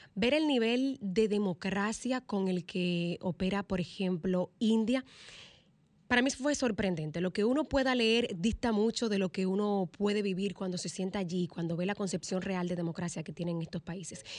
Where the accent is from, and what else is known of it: Dominican Republic